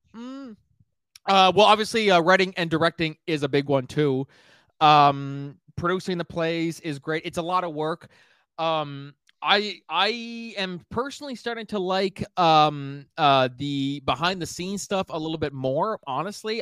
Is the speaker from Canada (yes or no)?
yes; Miramichi, New Brunswick, Canada; my hometown of Miramichi, New Brunswick